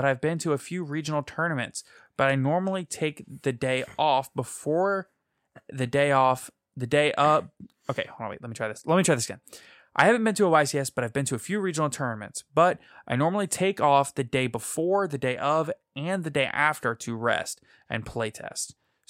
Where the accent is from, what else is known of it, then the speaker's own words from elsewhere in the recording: Louisiana, United States; we're from Louisiana.